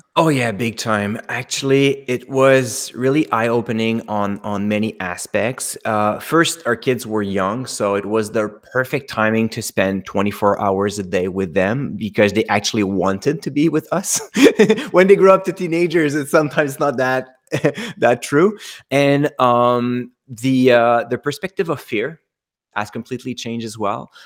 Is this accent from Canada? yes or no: yes; Canada; accent: French Canadian; I'm French Canadian by the accent